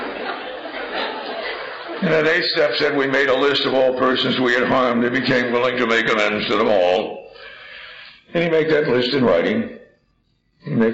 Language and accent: English; New Jersey, United States; I grew up in New Jersey, we didn't have any crops